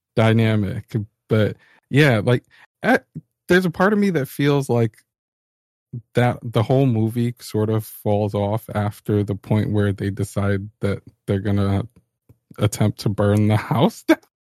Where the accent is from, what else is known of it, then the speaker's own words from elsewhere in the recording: New York, United States; I'm a New Yorker